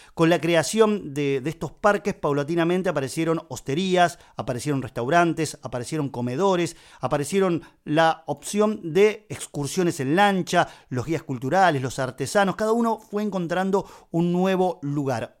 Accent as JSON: {"language": "Spanish", "region": "Buenos Aires", "country": "Argentina", "said": "la ciudad de Buenos Aires, que es de donde soy yo."}